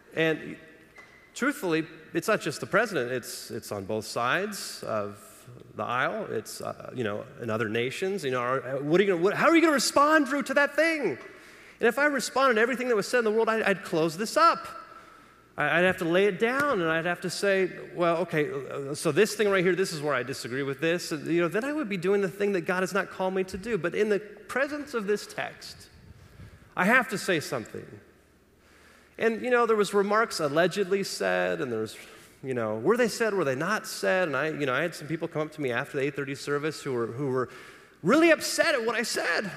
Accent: Los Angeles, California, United States; I grew up in Los Angeles

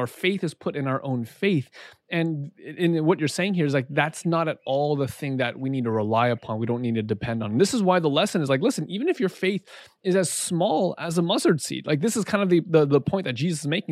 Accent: Southern California, United States; growing up in Southern California, it's a pretty diverse place

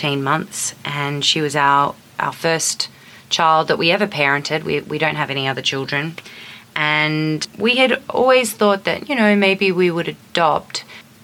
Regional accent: Australia; moved away as an adult; now in New York City, United States; we're from Australia

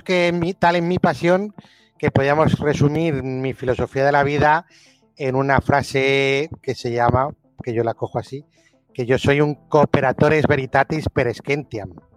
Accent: Albacete, Castilla-La Mancha, Spain; now in France; nací en Albacete hace 50 años. Eh, soy director, estoy en Francia

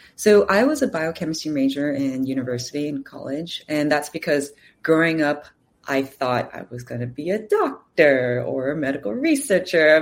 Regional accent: California, United States; also born or lived in Los Angeles; now in New York City, United States; I am from California, so I have family here

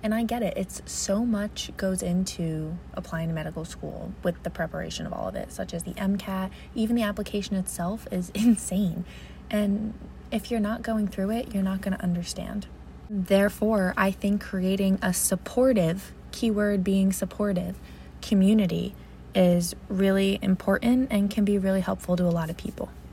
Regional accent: New Jersey, United States; I am 22 years old, I'm from New Jersey.

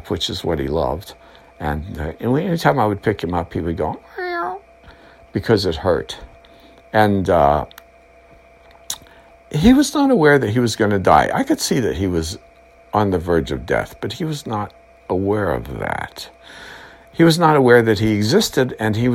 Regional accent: United States; I'm an American.

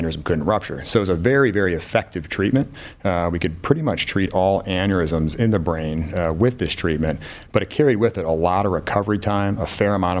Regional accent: Buffalo, New York, United States; moved away as an adult; now in Cleveland, United States; I'm from Buffalo, New York originally

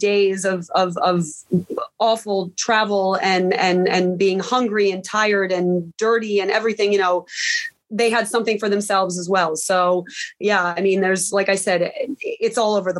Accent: United States; now in Poland; I'm from the States

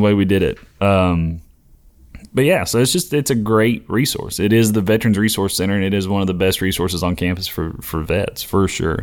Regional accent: Knoxville, Tennessee, United States; I'm from Knoxville

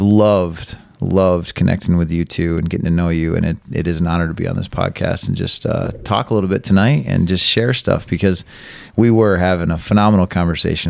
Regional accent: Carson City, Michigan, United States; also born or lived in Elma; I grew up here in Carson City, uh, was born in Elma.

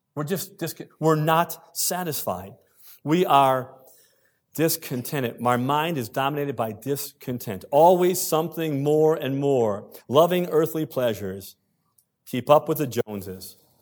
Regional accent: United States; moved away as an adult; now in Canada; I'm an American by birth. If you didn't know that, some people say I have an accent. I don't believe I do. Twenty-one years here. American by birth, Canadian by choice

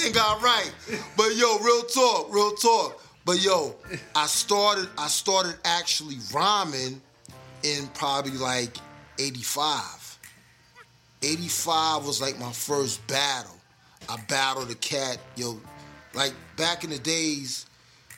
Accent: New York City, New York, United States; moved away; also born or lived in Long Island, New York / Atlanta, Georgia; I'm originally from the Bronx, and I stayed out on Long Island as well.

